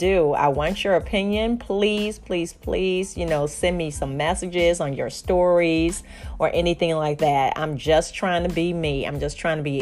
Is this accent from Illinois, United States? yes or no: yes; Chicago, Illinois, United States; moved away; I'm from Chicago, you know, originally